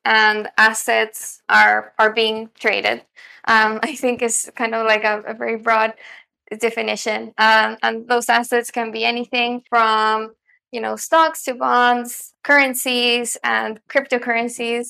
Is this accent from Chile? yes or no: yes; Santiago, Santiago Metropolitan Region, Chile; moved away as an adult; also born or lived in United States; I'm originally from Santiago, Chile